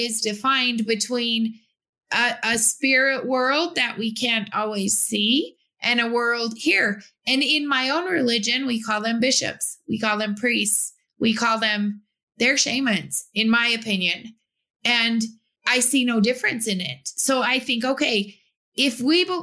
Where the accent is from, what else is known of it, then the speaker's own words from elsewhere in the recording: Utah, United States; I was from Utah